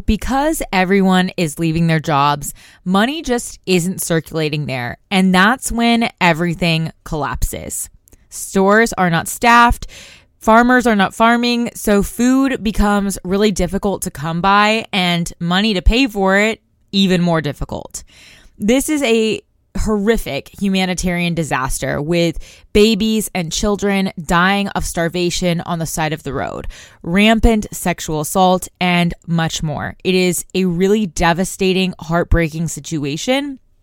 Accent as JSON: {"language": "English", "town": "Tulsa", "region": "Oklahoma", "country": "United States", "tie": "born or raised there", "said": "My hometown of Tulsa, Oklahoma has about four hundred thousand residents"}